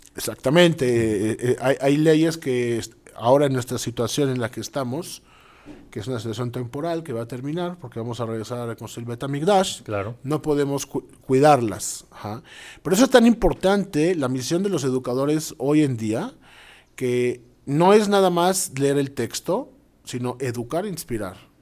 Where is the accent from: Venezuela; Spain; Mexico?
Mexico; Mexico City; also born or lived in Israel / Montevideo, Uruguay; now in Costa Rica; a pesar de haber nacido en la Ciudad de México, emigramos a Israel, donde, bueno, estuvimos los últimos 10 años